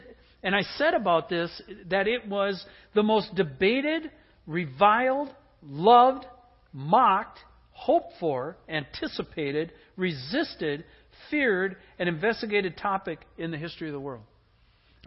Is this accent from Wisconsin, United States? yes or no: yes; Green Bay, Wisconsin, United States; I grew up in the Midwest in Green Bay